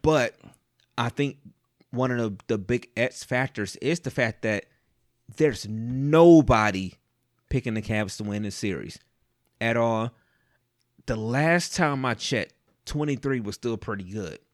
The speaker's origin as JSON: {"language": "English", "town": "Cleveland", "region": "Ohio", "country": "United States", "tie": "born or raised there", "said": "I was born and raised, I'm, I'm from Cleveland"}